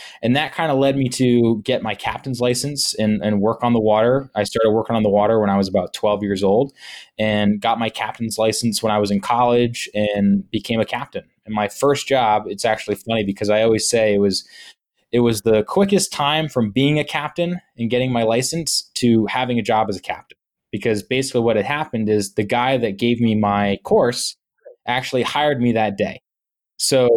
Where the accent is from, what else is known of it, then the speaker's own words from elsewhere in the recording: Wickford, Rhode Island, United States; also born or lived in Laguna Beach, California / Florida / Matunuck, Rhode Island; I was very fortunate enough to grow up in a town called Wickford, which is actually a village.